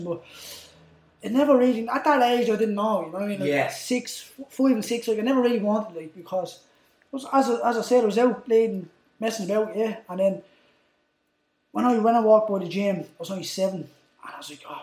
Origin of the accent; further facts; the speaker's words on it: Dublin, Leinster, Ireland; from the inner city